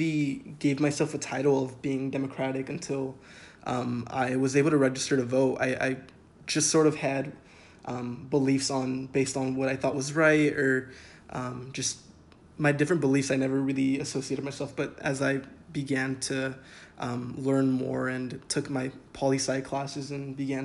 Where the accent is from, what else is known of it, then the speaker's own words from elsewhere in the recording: San Diego, California, United States; I grew up in San Diego, California